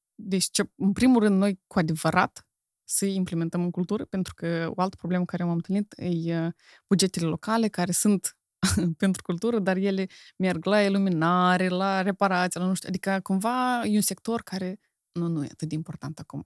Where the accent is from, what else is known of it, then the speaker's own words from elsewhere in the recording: Moldova; accent: Moldovan; moved away; also born or lived in Romania; eu sunt moldovan, pentru că am cultura în mine